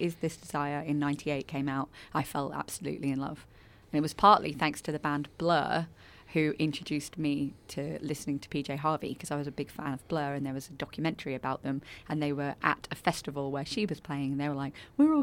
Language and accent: English; United Kingdom; moved away as an adult; also born or lived in Brighton / London / Paris; now in Australia; my home country, in the UK.